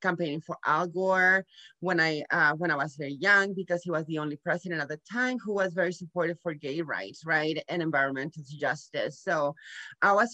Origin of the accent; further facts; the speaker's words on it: Nuevo Laredo, Tamaulipas, Mexico; moved away as an adult; now in San Antonio, United States; I was born here in Laredo, Texas, but I grew up in Nuevo Laredo, Mexico with Mexican parents